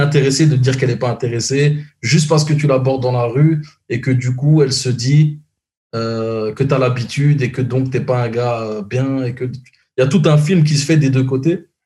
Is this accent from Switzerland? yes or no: no; Brussels, Brussels-Capital Region, Belgium; now in Montreal, Canada; moi, je suis de Bruxelles